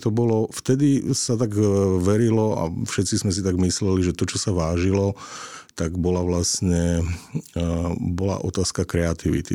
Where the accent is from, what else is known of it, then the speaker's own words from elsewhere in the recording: eastern Slovakia, Slovakia; now in Bratislava, Slovakia; ja pochádzam z východu a, a teda tá vízia toho vrátiť sa na východné Slovensko